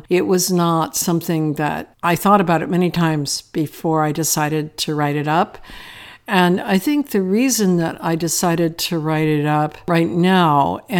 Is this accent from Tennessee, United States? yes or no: no; Akron, Ohio, United States; growing up in North America, I grew up in a working class situation in Akron, Ohio.